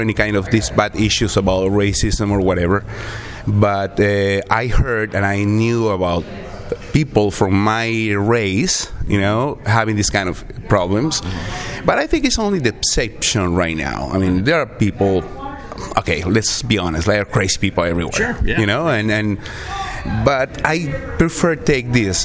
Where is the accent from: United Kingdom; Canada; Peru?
Peru; English is a second language; moved away as an adult; also born or lived in Virginia / Texas; now in Iowa, United States; I'm from Peru